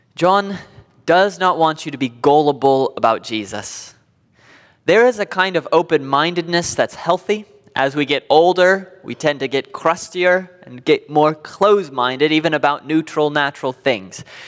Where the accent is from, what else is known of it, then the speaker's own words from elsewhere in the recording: United States; Being an American